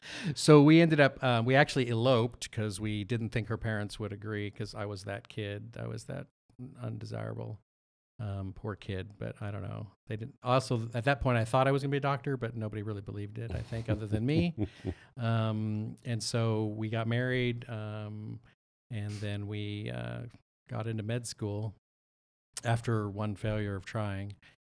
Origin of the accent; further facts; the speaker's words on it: West Coast, United States; now in Texas, United States; So I did not grow up in church. Right. I grew up on the West Coast